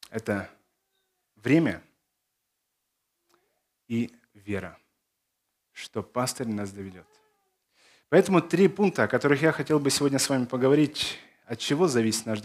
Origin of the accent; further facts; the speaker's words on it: Belarus; born there; also born or lived in Zakarpattia; Мое детство прошло в Закарпатье. Родился я в Беларуси, но на лето меня сдавали э, в Закарпатье как дешевую рабочую силу.